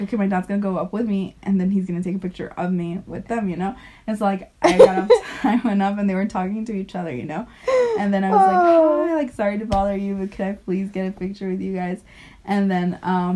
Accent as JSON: {"language": "English", "country": "Mexico", "moved": "yes", "lives_now": "Finland", "said": "from Mexico. We live here"}